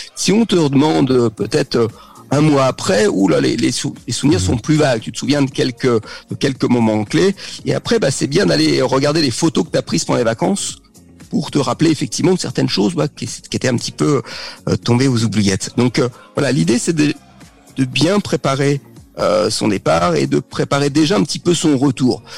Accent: Paris region, Île-de-France, France; moved away as an adult; also born or lived in Normandy / Tours / French Polynesia; now in Bordeaux, France; je suis né en Normandie, j'ai vécu euh, toute ma jeunesse jusqu'au bac en région parisienne.

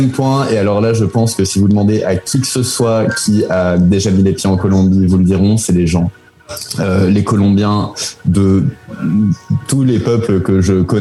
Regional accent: France; moved away; also born or lived in Spain / Belgium / Chile

